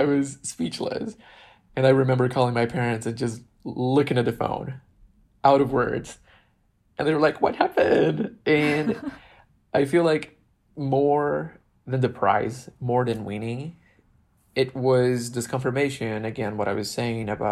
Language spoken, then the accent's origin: English; Brazil; moved away as an adult; now in Los Angeles, United States; my experience in my island and my hometown in Brazil